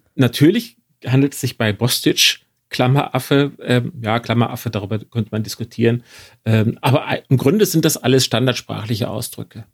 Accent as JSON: {"language": "German", "region": "northwest Germany", "country": "Germany", "tie": "born or raised there", "moved": "yes", "said": "daheim im Nordwesten Deutschlands hätte ich wahrscheinlich Gardine gesagt"}